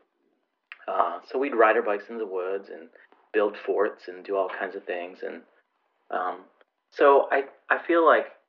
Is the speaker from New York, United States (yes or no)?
yes; Grand Island, New York, United States; I grew up on Grand Island, New York